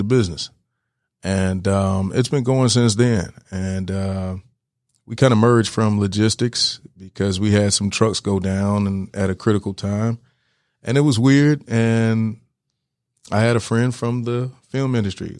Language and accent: English; Decatur, Georgia, United States; we're from Decatur.